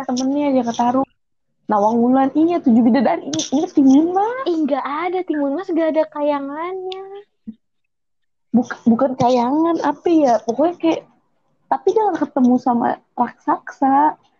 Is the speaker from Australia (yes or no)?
yes; Melbourne, Victoria, Australia; moved away; gue kecil di Melbourne.